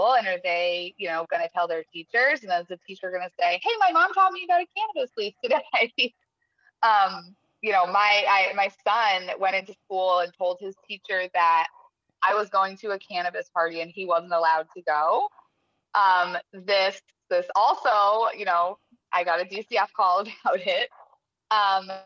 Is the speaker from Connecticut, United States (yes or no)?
yes; Connecticut, United States; moved away; also born or lived in California; I grew up in Connecticut